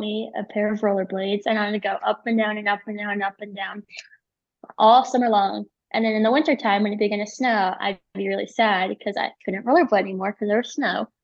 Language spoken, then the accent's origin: English; Chicago, Illinois, United States; moved away; also born or lived in Park City, Utah; I grew up in Chicago